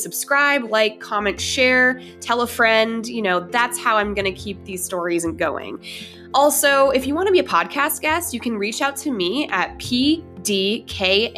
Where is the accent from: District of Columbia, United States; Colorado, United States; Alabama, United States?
Colorado, United States; Denver; now in Hawaii, United States; We are both from Denver